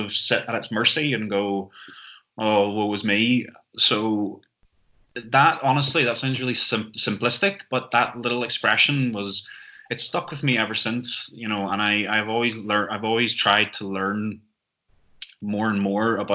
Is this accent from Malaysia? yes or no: no; Northern Ireland, United Kingdom; moved away as an adult; now in Amsterdam, Netherlands; I'm originally from Northern Ireland